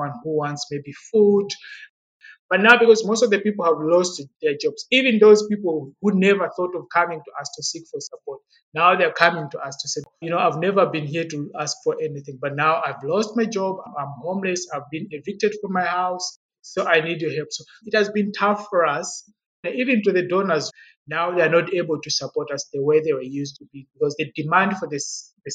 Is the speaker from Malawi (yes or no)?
yes; Blantyre, Southern Region, Malawi; moved away as an adult; also born or lived in Zomba / Lilongwe; now in South Africa; I was born in Zomba, which is the old capital city of Malawi. It is found in the eastern part of Malawi. And I got my primary school education in Blantyre, which is southern part of Malawi.